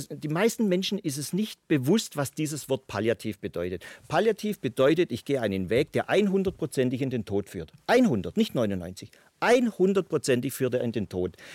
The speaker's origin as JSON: {"language": "German", "region": "Baden-Württemberg", "country": "Germany", "said": "ich als Schwabe sage, okay, es tut mir leid, aber ich muss Ihnen jetzt mal in den Hintern treten."}